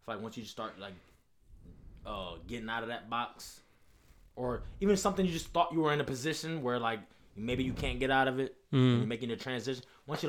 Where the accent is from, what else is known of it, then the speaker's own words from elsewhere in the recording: Lorain, Ohio, United States; I grew up on the West Side.